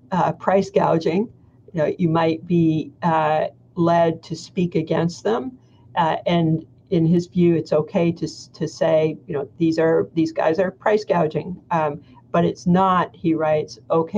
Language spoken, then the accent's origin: English; Canada; I'm Canadian